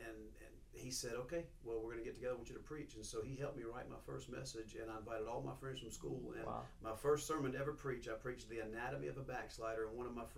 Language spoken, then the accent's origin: English; Monroe, Louisiana, United States; I was born here in Monroe, Louisiana. My dad pastored a church, Faith Tabernacle Assembly of God, for most of my childhood life. Grew up as a preacher's kid, grew up in the spotlight.